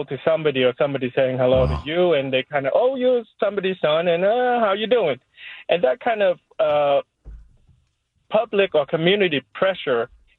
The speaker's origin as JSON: {"language": "English", "country": "Vietnam", "tie": "born or raised there", "moved": "yes", "lives_now": "United States", "said": "I came from Vietnam, and in Vietnam, everybody knows everybody."}